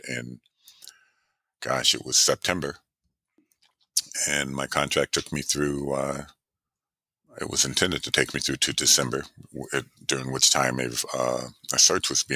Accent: Rochester, New York, United States; moved away; I'm originally from Rochester, New York

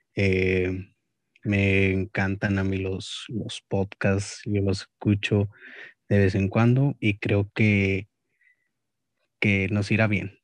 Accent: Monterrey, Nuevo León, Mexico; me considero más regio que mexicano

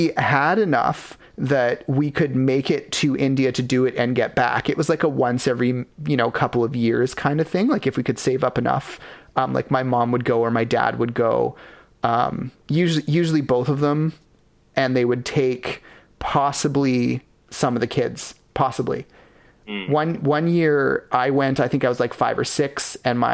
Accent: Ladner, British Columbia, Canada; we grew up in Latimer

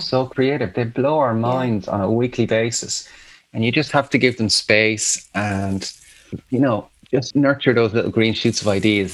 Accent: Athlone, Leinster, Ireland; moved away as an adult; also born or lived in Galway / Dublin; I'm from Athlone, yeah. there was a Christian Brothers school

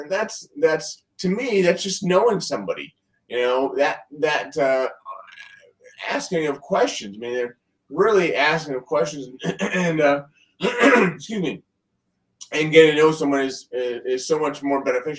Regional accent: Columbus, Ohio, United States; I am from Columbus, Ohio.

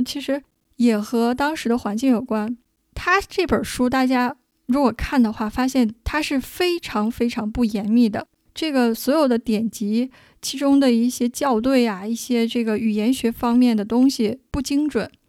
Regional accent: China; 作为我们中国人、亚洲人

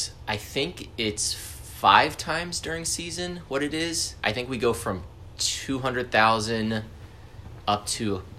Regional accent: Naples, Florida, United States; I'm from Naples, Florida. It's more or less a retirement company.

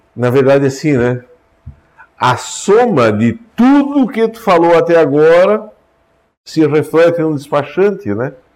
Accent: São Miguel, Brazil; moved away; Lá no São Miguel, onde eu nasci

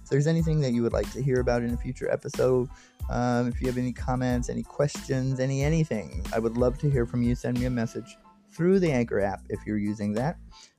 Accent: United States; I'm an American and I live in the States

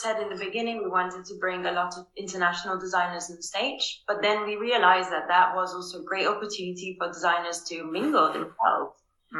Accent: Venice, Veneto, Italy; now in Copenhagen, Denmark; I'm originally from Venice, Italy. My background is actually in Japanese studies, funnily enough. And I specialize in communications. This is what I do at Design Matters. I'm the head of communications. I'm based in Copenhagen

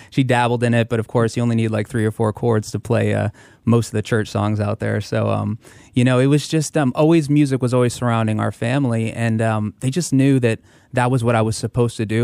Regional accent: Tampa, Florida, United States; also born or lived in Hackensack, New Jersey; I was born in Hackensack, New Jersey, and, uh, actually moved with my family to Florida, to Tampa, uh, when I was nine years old

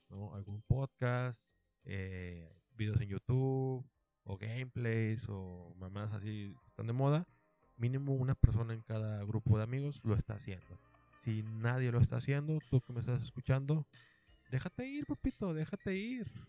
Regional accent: Monterrey, Nuevo León, Mexico; soy de Monterrey y aquí en Monterrey pues hay una frase pues típica

